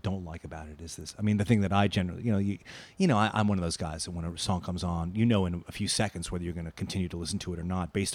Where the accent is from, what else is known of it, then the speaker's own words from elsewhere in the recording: New York City, New York, United States; I grew up in Forest Hills, which is about five minutes from here.